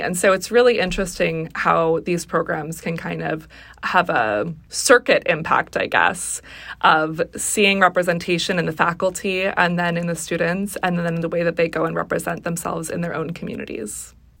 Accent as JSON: {"language": "English", "town": "Seattle", "region": "Washington", "country": "United States", "tie": "born or raised there", "said": "I grew up in the Seattle area"}